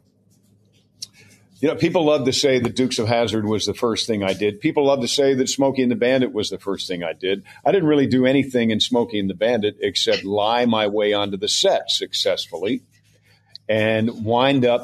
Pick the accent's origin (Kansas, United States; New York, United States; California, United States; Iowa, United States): New York, United States; Mount Kisco; moved away; I'm a storyteller who used to go to the double feature on Saturday in Mount Kisco, New York. I'm from New York